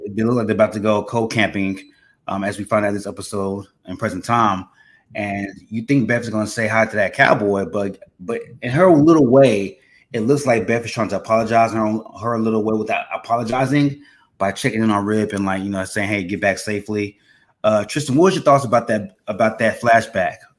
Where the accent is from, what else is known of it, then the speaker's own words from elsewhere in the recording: Texas, United States; I grew up in Texas.